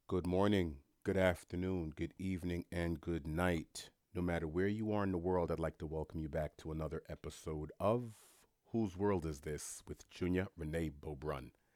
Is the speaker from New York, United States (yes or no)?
yes; New York, United States; a New Yorker who's born and raised in New York